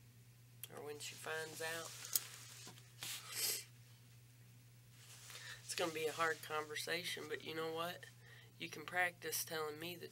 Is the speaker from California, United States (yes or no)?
no; Bell County, Kentucky, United States; I grew up in Bell County